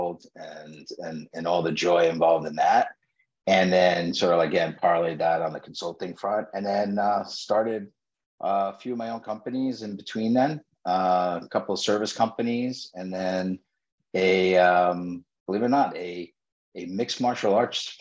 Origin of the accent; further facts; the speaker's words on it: New York, United States; born and raised in New York, graduated from NYU